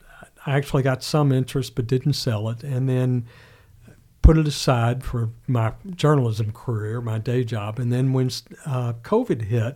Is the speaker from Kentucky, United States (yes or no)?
yes; Lexington, Kentucky, United States; moved away; I grew up in Lexington and worked at the Herald Leader for a while and then, as you said, traveled all over the world